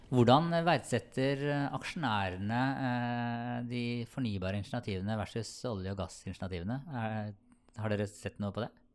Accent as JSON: {"language": "Norwegian", "town": "Sarpsborg", "region": "Østfold", "country": "Norway", "said": "jeg er fra Sarpsborg"}